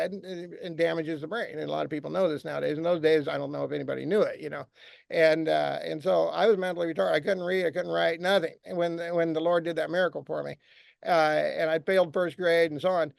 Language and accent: English; Alaska, United States; also born or lived in Anchorage, Alaska; I was born in Alaska, and it was the most sinful place you could possibly imagine. And it still is. Now it has pockets of Christianity